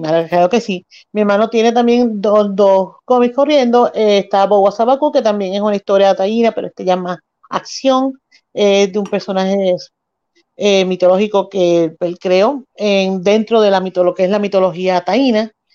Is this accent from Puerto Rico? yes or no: yes; Mayagüez, Puerto Rico; natural de Mayagüez, vivo y nací y, criada aquí en el área oeste